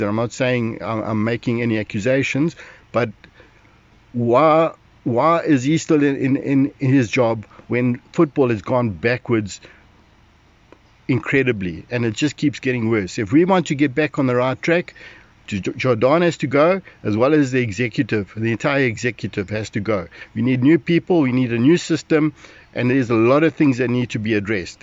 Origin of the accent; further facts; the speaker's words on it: Durban, KwaZulu-Natal, South Africa; I was born in Durban in 1961, and so I've lived basically all my life in Durban